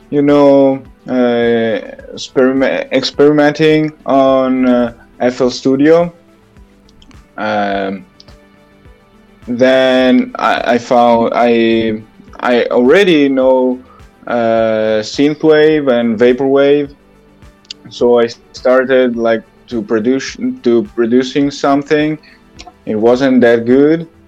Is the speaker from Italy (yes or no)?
yes; Italy; I'm from Italy.